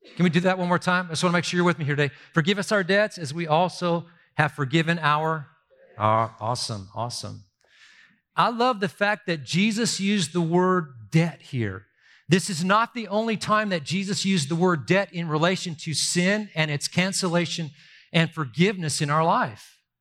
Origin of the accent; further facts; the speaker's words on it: Southern California, United States; I grew up in Southern California